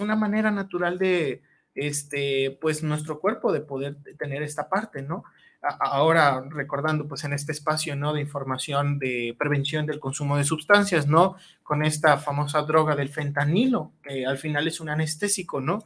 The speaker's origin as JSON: {"language": "Spanish", "country": "Mexico"}